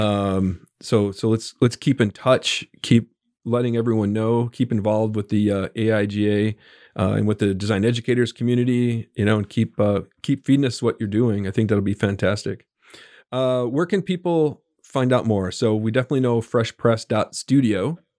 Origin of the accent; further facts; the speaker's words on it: Buffalo, New York, United States; now in central Arkansas, United States; I was born and raised in Buffalo, New York